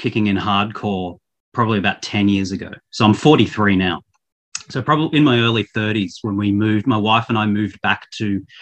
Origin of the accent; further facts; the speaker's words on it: Australia; also born or lived in Victoria, Australia; I'm an Australian. I live in Victoria, the state of Victoria.